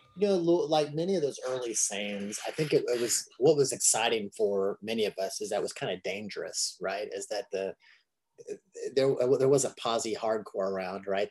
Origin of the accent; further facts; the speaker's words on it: Kentucky, United States; here I'm this kid from Kentucky